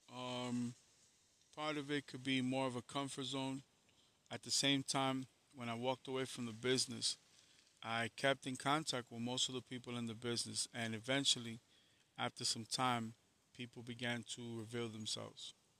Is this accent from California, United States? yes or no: no; New York, United States; I'm from New York